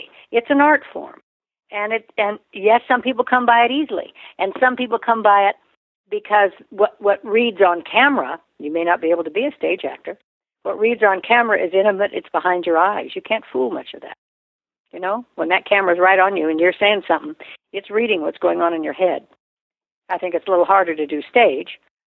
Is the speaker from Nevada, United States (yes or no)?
yes; Reno, Nevada, United States; I was raised in Reno, Nevada, where there's prostitution, gambling, divorce.